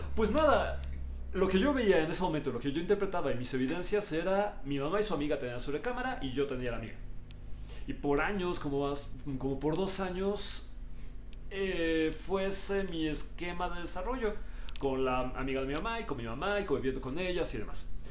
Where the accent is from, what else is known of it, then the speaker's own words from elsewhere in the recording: Mexico; Mi identidad es que yo soy mexicano